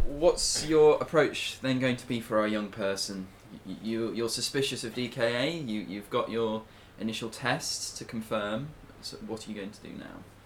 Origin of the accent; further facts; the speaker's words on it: United Kingdom; we are British and proud